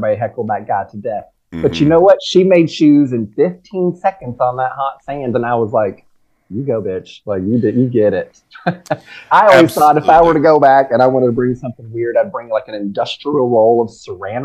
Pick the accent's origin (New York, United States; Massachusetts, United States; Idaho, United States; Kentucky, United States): Kentucky, United States; Lexington; I'm from Lexington, Kentucky